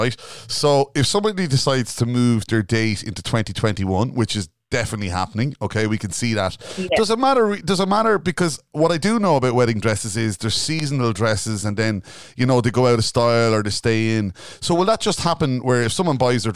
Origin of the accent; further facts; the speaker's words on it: Ireland; we're Irish people.